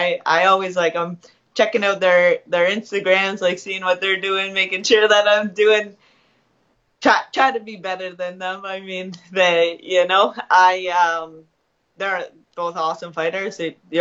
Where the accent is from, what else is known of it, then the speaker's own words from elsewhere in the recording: Canada; I was born in Canada